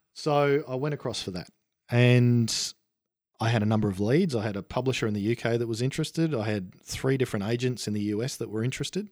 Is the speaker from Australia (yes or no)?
yes; Australia; I was an Aussie.